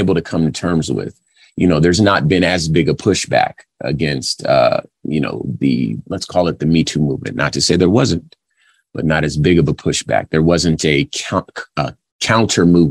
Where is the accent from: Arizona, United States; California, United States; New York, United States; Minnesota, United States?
California, United States; I'm from California